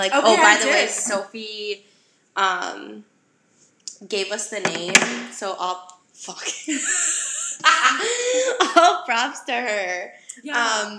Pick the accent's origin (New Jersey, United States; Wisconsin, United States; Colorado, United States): Wisconsin, United States; Oak Creek; Well, I'm from Wisconsin. I'm from a suburb of Milwaukee called Oak Creek.